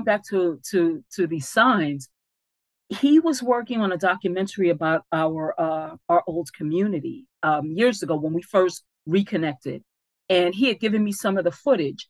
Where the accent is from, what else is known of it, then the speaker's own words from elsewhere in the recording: New York City, New York, United States; In the area where we grew up in the Bronx, our public housing development is called Bronx River.